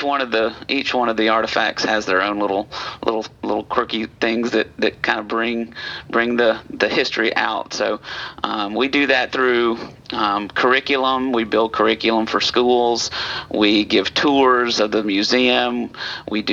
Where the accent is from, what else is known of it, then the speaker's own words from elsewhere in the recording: Alabama, United States; moved away as an adult; also born or lived in Middle Tennessee; now in Tennessee, United States; I'm not a native of Tennessee. I'm one of these transplants. But I come up from Alabama